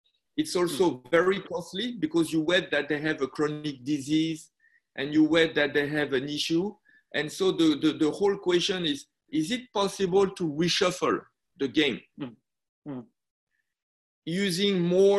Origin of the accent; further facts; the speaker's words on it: France; moved away as an adult; also born or lived in Busan, Korea (family); now in Shenzhen, China; I was born in France. My mother went in France to do a PhD, become a doctor, and work in a French hospital